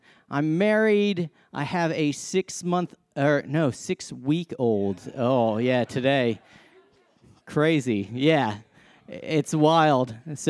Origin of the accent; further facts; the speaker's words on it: Massachusetts, United States; So I came from Massachusetts, love my sports.